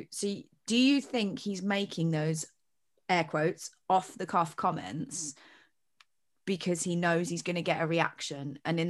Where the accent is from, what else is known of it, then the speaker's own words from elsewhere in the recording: United Kingdom; But I'm quite British like that, so